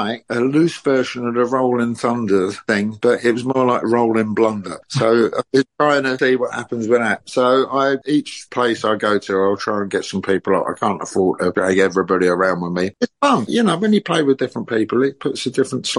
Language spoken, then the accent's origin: English; London, United Kingdom; accent: Cockney; I'm a pretty born and bred Londoner. I'm even a Cockney